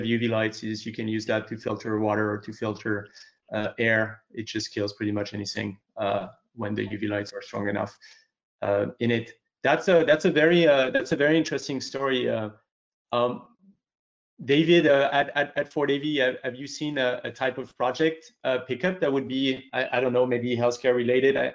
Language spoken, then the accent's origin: English; France; moved away; France, which is my home country